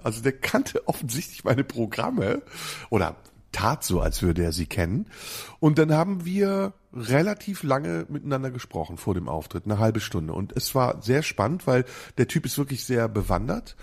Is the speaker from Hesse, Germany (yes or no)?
no; Neuss, North Rhine-Westphalia, Germany; in meiner Heimatstadt Neuss